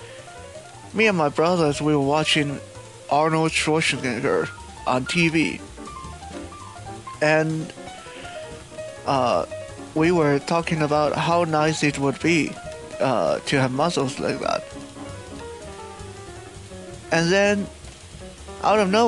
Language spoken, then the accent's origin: English; Canada; also born or lived in Taiwan; my sanctioned upbringing, my teenage, my puberty, a lot of that was spent in Canada.